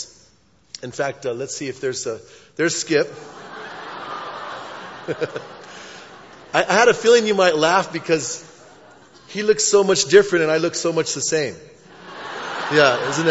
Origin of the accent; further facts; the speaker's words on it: Bernalillo, New Mexico, United States; also born or lived in Albuquerque, United States; I grew up in Bernalillo. And I went to school in Bernalillo until the 11th grade. Then I transferred to Cibola High School